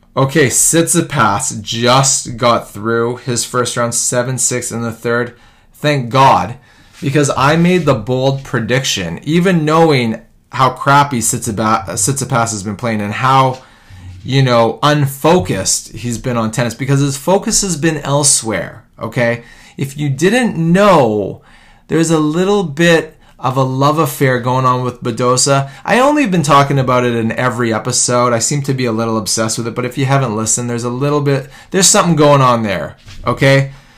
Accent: Vancouver, British Columbia, Canada; my hometown of Vancouver

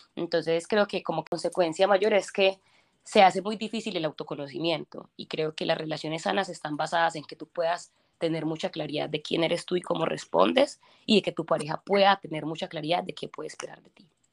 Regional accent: Colombia; moved away; soy de Colombia

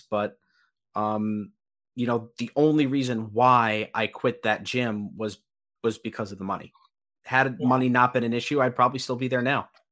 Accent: Long Island, New York, United States; I'm from Long Island. You know, I do CrossFit back home.

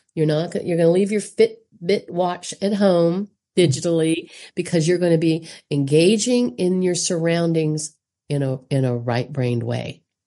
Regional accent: South Carolina, United States; I'm obviously American from South Carolina and on the East Coast

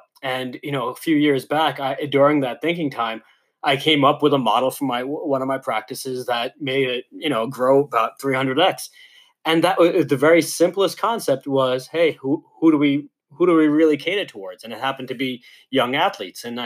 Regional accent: New York, United States; Growing up in New York

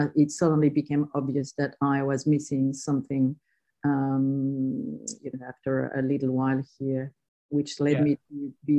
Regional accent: South Australia, Australia; Yeah, well, not really, but in my heart, I'm definitely from South Australia. But I landed here in 1994.

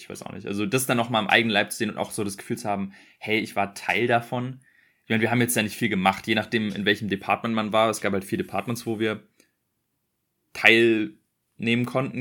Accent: Berlin, Germany; ich bin in Berlin groß geworden.

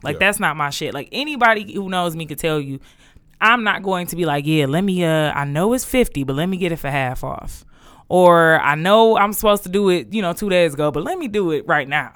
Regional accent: Detroit, Michigan, United States; I was from Detroit

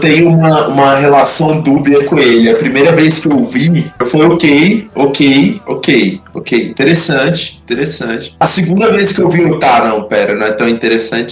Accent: Brazil; eu já sou brasileiro

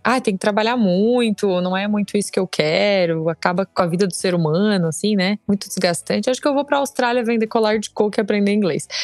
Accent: Grão Pará, Santa Catarina, Brazil; moved away as an adult; also born or lived in Criciúma; Eu sou do sul do estado de Santa Catarina. É, nasci numa cidade bem picorruxa, lá no sul, chamada Grão Pará, de 5 mil habitantes. E lá eu, eu cresci

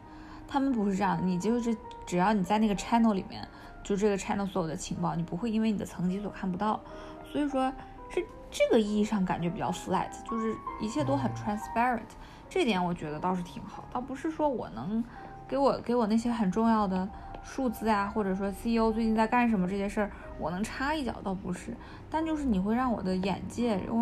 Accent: China; also born or lived in Japan; 我从中国来，我从我从中国和日本来，

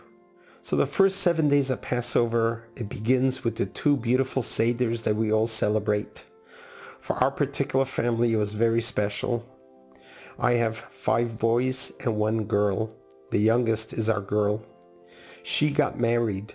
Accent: New York City, New York, United States; moved away as an adult; also born or lived in San Diego North County, California; now in San Diego, United States; I grew up in Crown Heights section of Brooklyn, New York.

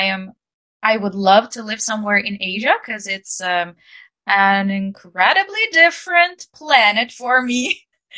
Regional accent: Ukraine; English is a second language; I'm an English teacher and I'm from Ukraine

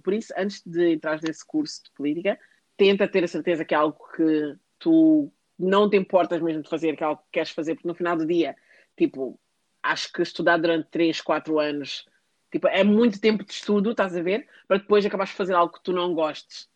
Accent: Portugal; now in United Kingdom; eu não nasci num sítio, eu nasci em Portugal.

